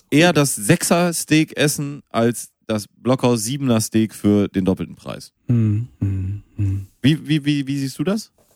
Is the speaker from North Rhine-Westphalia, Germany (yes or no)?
yes; Münster, North Rhine-Westphalia, Germany; ich bin in Münster geboren